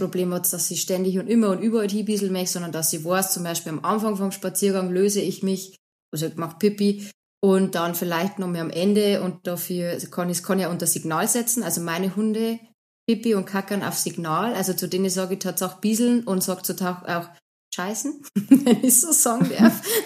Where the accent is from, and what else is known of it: Bavaria, Germany; accent: Bavarian